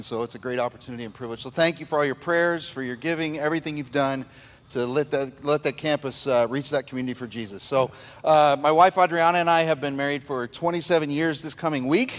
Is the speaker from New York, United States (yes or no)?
yes; New York, United States; moved away as an adult; now in Bay Area, United States; We live up in the Bay Area, and like you said, we're originally from New York, but we just felt God called us to the Bay Area about 4 years ago